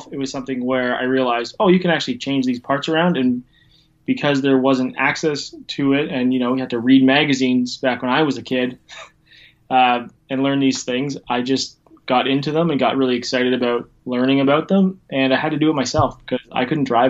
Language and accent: English; Ontario, Canada; now in Port Dover, Canada; I'm located in Canada. I'm just a couple hours west of Toronto, in a little town called Port Dover